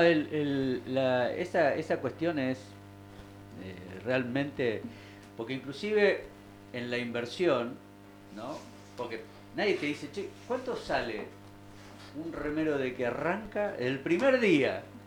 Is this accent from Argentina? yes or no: yes; Argentina; como ciudadano argentino